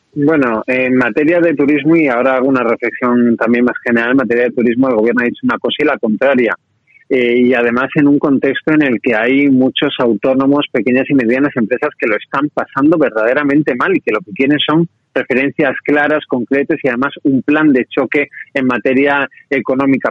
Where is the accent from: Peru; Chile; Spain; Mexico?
Spain; Málaga, Andalusia; also born or lived in Madrid; yo soy de Málaga, pero paso muchos días en Madrid